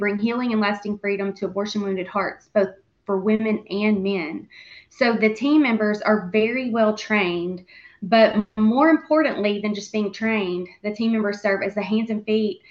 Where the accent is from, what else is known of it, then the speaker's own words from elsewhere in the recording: Central Arkansas, United States; I grew up right here in Central Arkansas and still live here, right here in Central Arkansas